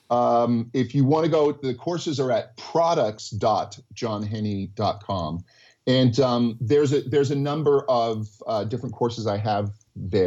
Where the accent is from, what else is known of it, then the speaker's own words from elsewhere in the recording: United States; accent: American; my American accent